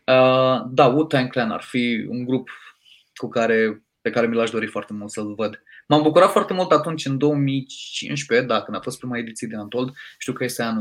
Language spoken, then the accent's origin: Romanian; Moldavia, Romania; m-am ambiționat eu ca un moldovean șmecher ce sunt